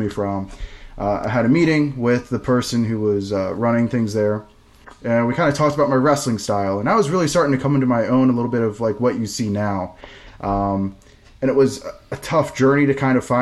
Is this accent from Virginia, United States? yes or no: yes; Virginia, United States; VCW, which is my hometown promotion growing up